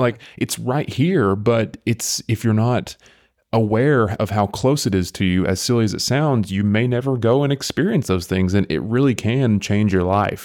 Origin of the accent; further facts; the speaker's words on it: near Athens, Tennessee, United States; I live, I grew up right next to it. I mean, I'm a county away from it.